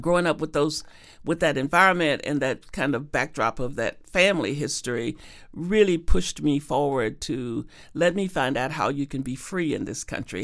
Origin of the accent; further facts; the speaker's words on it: Arkansas, United States; growing up in Arkansas and segregated Arkansas with a sharecropping father